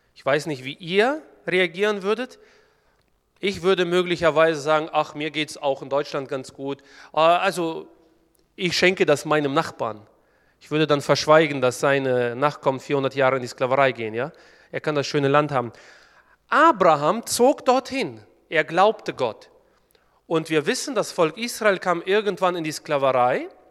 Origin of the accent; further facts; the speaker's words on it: Kyrgyzstan; now in Germany; Eigentlich komme ich gebürtig aus Kirgistan